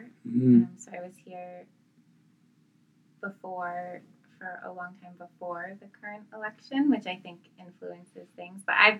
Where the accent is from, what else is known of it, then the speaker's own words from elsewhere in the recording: Canada; moved away as an adult; now in United States; As a Canadian